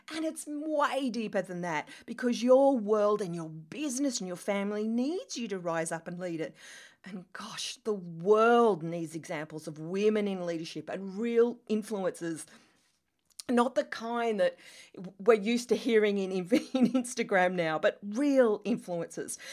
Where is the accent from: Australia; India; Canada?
Australia; accent: Australian; moved away as an adult; also born or lived in London, England; as you can tell from my accent, I am Australian